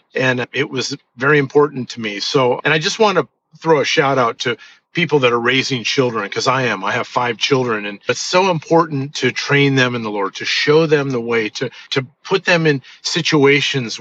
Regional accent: Orange, California, United States; also born or lived in Los Angeles, California; I was born in Los Angeles, California, and I was adopted as an infant. And my parents raised me in the city of Orange, in Orange County, California

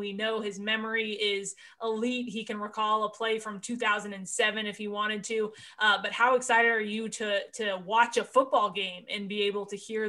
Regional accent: Dallas, Texas, United States; moved away as an adult; now in New Orleans, United States; I'm from Dallas, but obviously know Drew Brees as a person. I spent college in New Orleans.

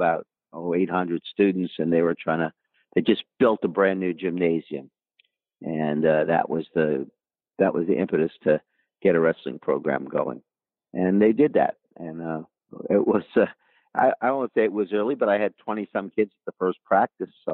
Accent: Kingston, Pennsylvania, United States; also born or lived in Wilkes-Barre, Pennsylvania; I was raised across the river in Kingston and wrestled there

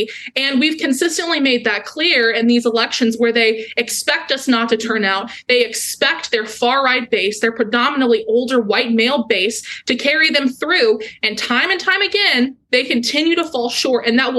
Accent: Texas, United States; my home state of Texas

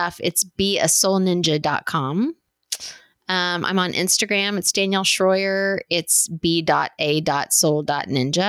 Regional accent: West Texas, United States; I grew up in West Texas

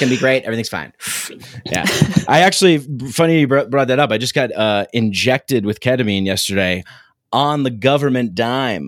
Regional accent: New York City, New York, United States; I grew up in New York

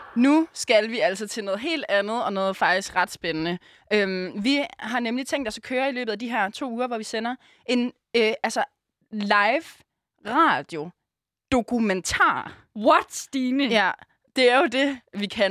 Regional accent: Aarhus, Central Denmark Region, Denmark; moved away as an adult; now in Copenhagen, Denmark; lever vi jo lidt nomadetilværelsen her i København, fordi vi er jo egentlig fra Aarhus

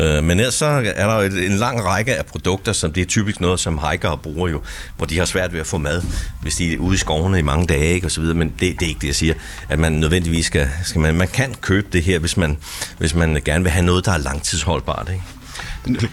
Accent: Denmark; vi som danskere

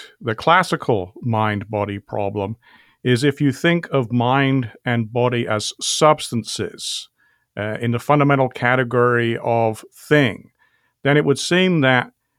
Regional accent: England, United Kingdom; accent: British; I grew up in England. My father's parents were both from Normandy, France, however, so that's where the French surname comes from.

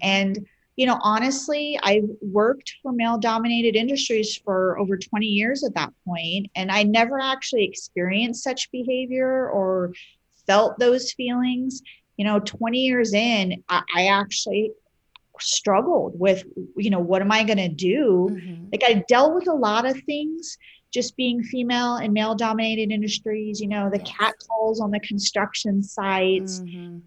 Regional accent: Midwest, United States; moved away as an adult; also born or lived in Maryland; now in Utah, United States; My husband and I both grew up in the Midwest

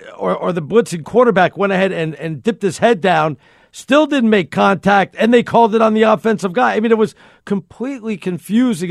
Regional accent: New York, United States; I'm a New Yorker

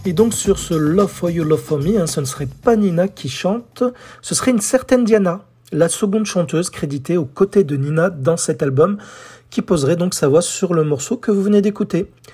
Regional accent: France; chez nous en France

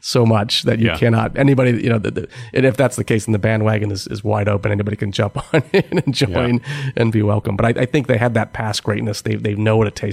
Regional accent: Cleveland, Ohio, United States; moved away as an adult; also born or lived in Stanford; growing up in Cleveland

